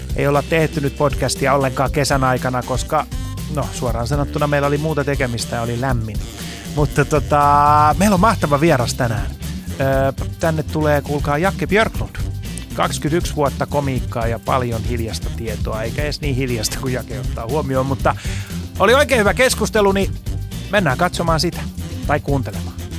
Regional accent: Helsinki, Uusimaa, Finland; mä oon Helsingistä

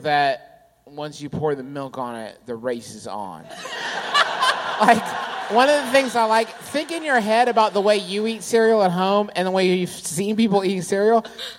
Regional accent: Maryland, United States; As you can see, I am from Maryland. Read it and weep.

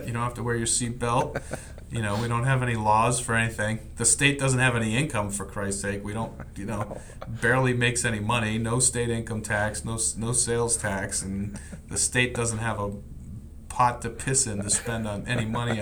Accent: Clinton, Connecticut, United States; moved away; also born or lived in Maryland; I grew up in Clinton, Connecticut

